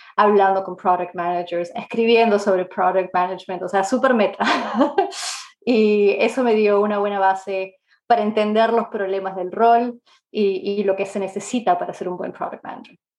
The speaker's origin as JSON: {"language": "Spanish", "region": "Lima", "country": "Peru", "tie": "born or raised there", "also_born_or_lived": "Canada", "moved": "as an adult", "lives_now": "England, United Kingdom", "said": "yo nací en Lima, en Perú, y ah, en verdad hace 17 años que no vivo ahí. Me mudé a Canadá a los 18, 19 más o menos"}